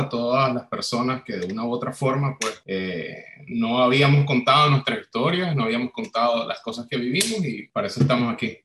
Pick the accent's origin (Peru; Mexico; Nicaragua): Nicaragua; moved away as an adult; now in Chile; Yo salí de Nicaragua en febrero del 2019